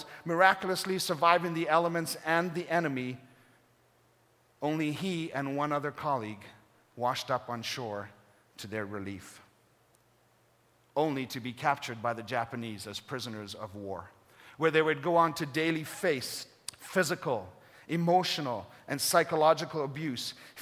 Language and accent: English; Kenya; moved away; Growing up in Kenya